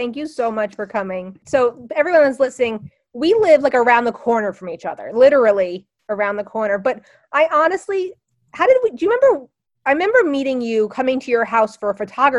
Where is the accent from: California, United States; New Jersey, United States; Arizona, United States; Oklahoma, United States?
New Jersey, United States; also born or lived in Los Angeles; I didn't leave my hometown. I left Jersey for a while and went to LA, which is considered sometimes another country. But I did come back while I was in college and stayed here and married somebody from the same town.